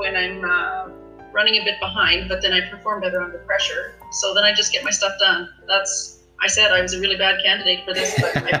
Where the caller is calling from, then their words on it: Prince George, British Columbia, Canada; I'm coming from Prince George, that is known to be a lot chiller than Vancouver.